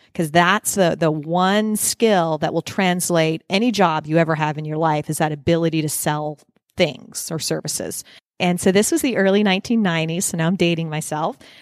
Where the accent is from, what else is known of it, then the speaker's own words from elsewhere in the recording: Nova Scotia, Canada; moved away as an adult; also born or lived in Toronto / New Jersey / California; now in Phoenix, United States; I am Canadian, born and raised in Nova Scotia, Canada, northeast